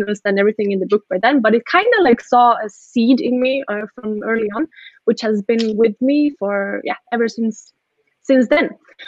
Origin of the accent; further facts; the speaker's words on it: Stockholm, Stockholm County, Sweden; first language Swedish and Estonian; English is a second language; I'm born and raised in Sweden to Estonian parents. And I grew up with two native languages at home